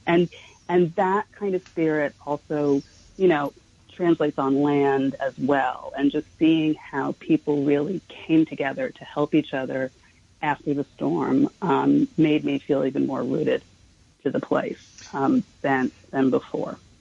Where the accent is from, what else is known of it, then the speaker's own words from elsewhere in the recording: New York City, New York, United States; I grew up in Manhattan. I was really a city girl